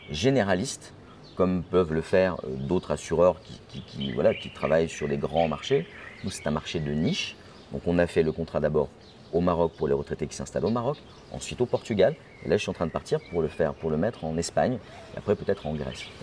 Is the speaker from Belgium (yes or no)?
yes; Belgium; now in Morocco; moi je suis de Belgique.